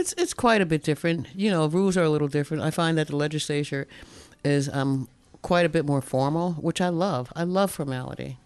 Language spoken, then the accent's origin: English; North New Jersey, United States; now in Alaska, United States; I was born and raised in New Jersey